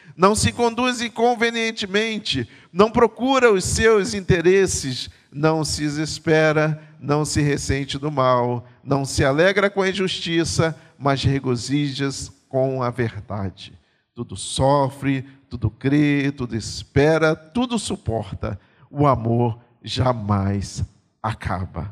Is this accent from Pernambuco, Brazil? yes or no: yes; Pernambuco, Brazil; moved away; eu sou pernambucano